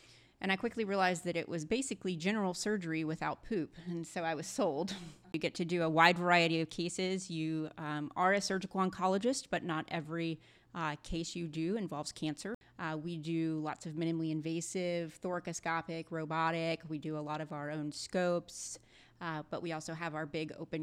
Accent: Birmingham, Alabama, United States; moved away as an adult; now in Atlanta, United States; So I was born and raised in Birmingham, Alabama

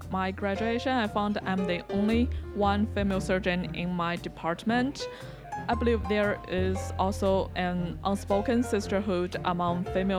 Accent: China; moved away as an adult; now in Ohio, United States; I'm from China, doing lab research at Ohio State University Medical Center.

